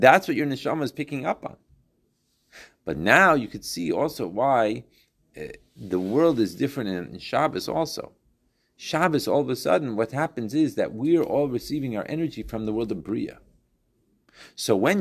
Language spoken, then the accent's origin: English; Chicago, Illinois, United States; growing up in Chicago